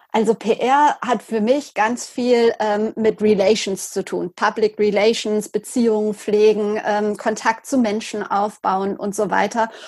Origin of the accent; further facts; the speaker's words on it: Lüdenscheid, North Rhine-Westphalia, Germany; also born or lived in Cologne; für die Lokalzeitung bei uns in Lüdenscheid zu schreiben